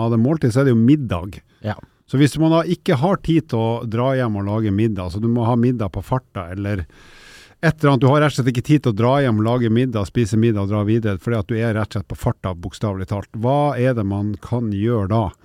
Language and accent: Norwegian; Northern Norway, Norway; Nord-Norge, der jeg kommer fra